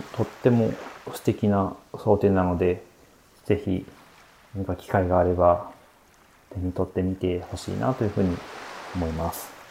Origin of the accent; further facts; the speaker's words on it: Nagano, Japan; 私のふるさとの長野県の、えー、木曽という、えー、町